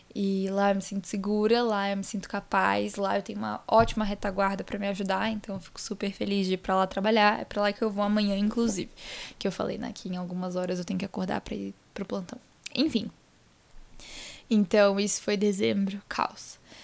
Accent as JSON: {"language": "Portuguese", "town": "Vitória", "region": "Espírito Santo", "country": "Brazil", "tie": "born or raised there", "also_born_or_lived": "Itaquera, São Paulo", "moved": "yes", "lives_now": "São Paulo, Brazil", "said": "viajei para Vitória, que é onde eu nasci, onde está minha família"}